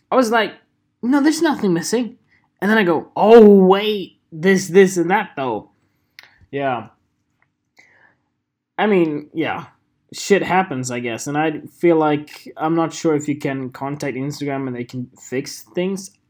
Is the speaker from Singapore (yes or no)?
no; United Kingdom; know, no, I'm British. I'm British.